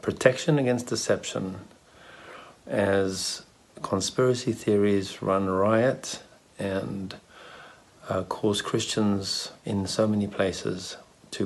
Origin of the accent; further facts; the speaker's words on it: South Africa; also born or lived in Israel; now in Czech Republic; I'm a South African long-term resident of Israel